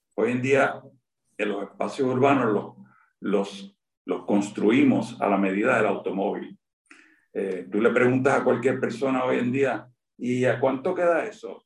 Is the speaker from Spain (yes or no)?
no; San Juan, Puerto Rico; Yo nací en Floral Park